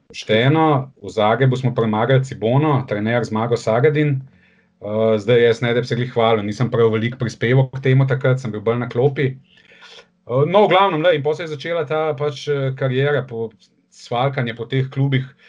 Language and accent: Slovenian; Ljubljana, Slovenia; sem iz Ljubljana